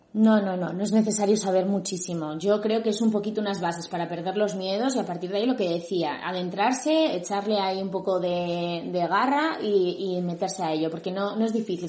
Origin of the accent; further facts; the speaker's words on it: Madrid, Community of Madrid, Spain; yo soy de Madrid, pero me tuve que desplazar en diferentes ocasiones